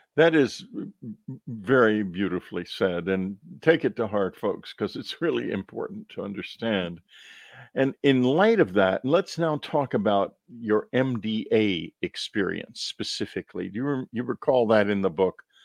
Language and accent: English; Texas, United States; When I was growing up in Texas